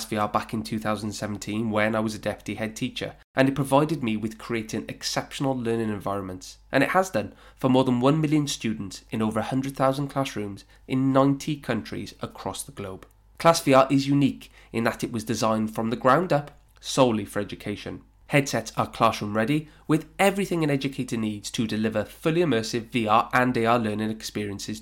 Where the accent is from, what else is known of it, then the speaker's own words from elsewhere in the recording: Welsh, Wales, United Kingdom; As a Welshman